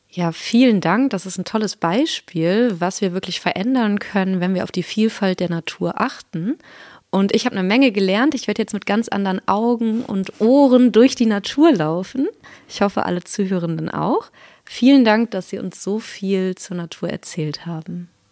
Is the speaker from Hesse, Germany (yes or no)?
no; North Rhine-Westphalia, Germany; moved away; ich komme vom anderen Ende aus Deutschland, nämlich aus Nordrhein-Westfalen